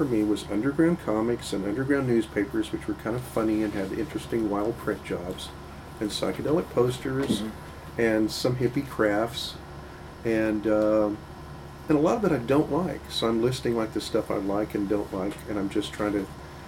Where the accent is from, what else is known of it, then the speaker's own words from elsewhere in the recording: Texas, United States; I'm from Texas